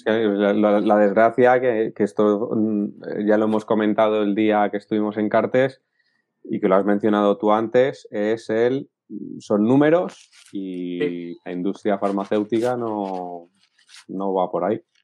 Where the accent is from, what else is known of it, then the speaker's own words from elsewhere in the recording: Madrid, Community of Madrid, Spain; now in Cantabria, Spain; Yo estoy viviendo ahora en Cantabria, pero yo soy de Madrid.